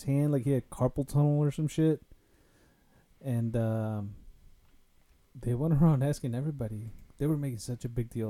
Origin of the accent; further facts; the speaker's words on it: Mexico; I'm from Mexico.